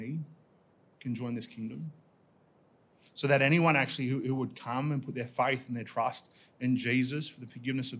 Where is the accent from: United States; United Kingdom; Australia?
Australia; Dubbo, New South Wales; now in Tamworth, Australia; I was born in Dubbo